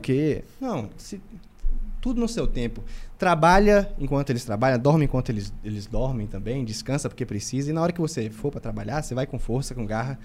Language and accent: Portuguese; interior of Bahia, Brazil; vindo do interior da Bahia